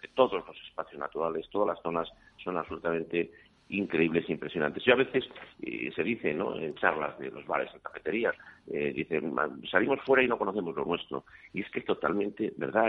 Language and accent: Spanish; León, Castile and León, Spain; Yo soy de León